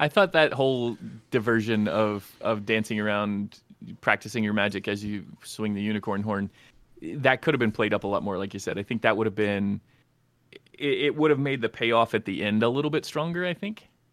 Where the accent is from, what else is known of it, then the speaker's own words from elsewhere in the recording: Kentucky, United States; I am from Kentucky